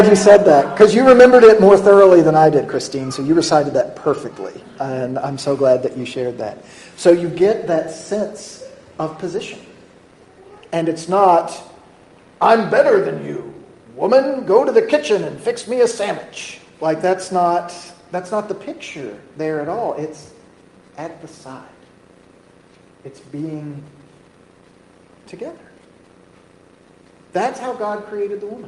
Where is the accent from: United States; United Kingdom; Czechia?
United States; We're American